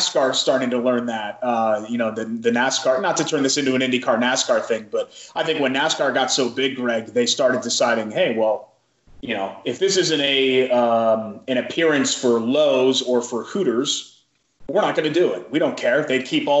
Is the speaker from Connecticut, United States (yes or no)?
yes; Trumbull, Connecticut, United States; moved away; I grew up in Connecticut